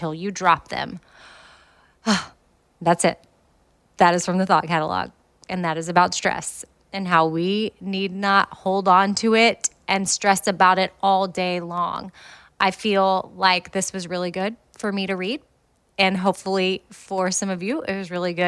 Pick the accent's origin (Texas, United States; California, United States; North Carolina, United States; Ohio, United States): Texas, United States; Austin; moved away as an adult; now in Nashville, United States; that's where Christy and I grew up.